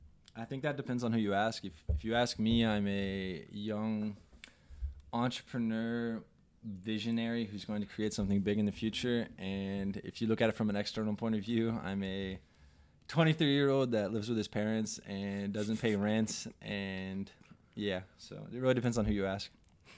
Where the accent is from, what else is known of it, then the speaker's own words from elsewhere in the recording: Andover, Kansas, United States; Landon's brother. I'm 23 years old. I grew up in Andover, Kansas.